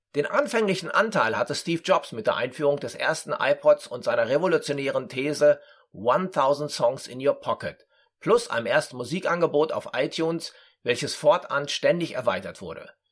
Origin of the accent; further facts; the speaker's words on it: Dortmund, North Rhine-Westphalia, Germany; moved away as an adult; also born or lived in Frankfurt; in meiner Geburtsstadt Dortmund